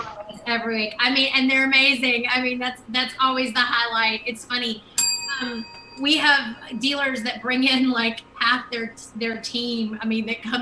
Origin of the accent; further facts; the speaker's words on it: Louisiana, United States; we're from Louisiana.